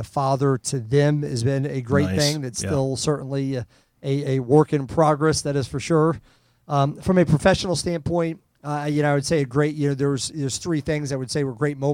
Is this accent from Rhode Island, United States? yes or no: yes; Rhode Island, United States; now in Kansas City, United States; I live in Kansas City now, but I grew up in Rhode Island.